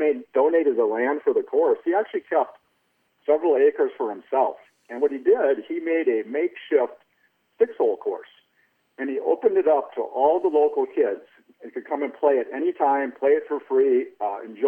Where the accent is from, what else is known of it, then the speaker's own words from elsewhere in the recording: Minnesota, United States; growing up in Minnesota